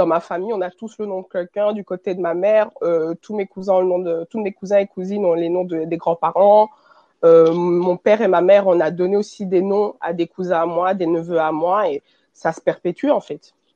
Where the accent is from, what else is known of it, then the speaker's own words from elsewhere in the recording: Belgium; je suis née et j'ai grandi en Belgique. Et je suis d'origine congolaise